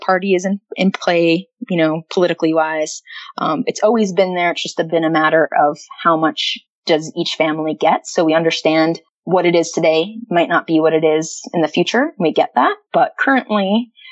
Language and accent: English; United States; moved away as an adult; also born or lived in Florida; now in Calgary, Canada; growing up in the States